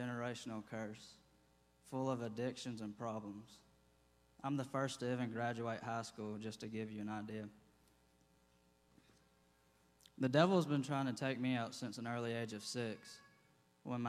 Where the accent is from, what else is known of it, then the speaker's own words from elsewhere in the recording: Athens, Georgia, United States; I was born and raised here in Athens, Georgia.